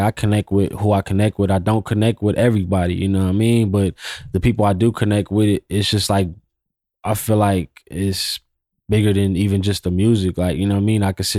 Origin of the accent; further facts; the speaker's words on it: West Coast, United States; Studying his era a little more, because I'm from the West Coast.